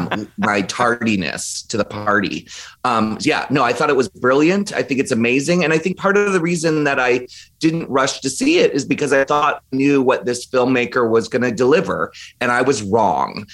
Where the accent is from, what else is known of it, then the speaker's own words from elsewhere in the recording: Maryland, United States; I grew up in Maryland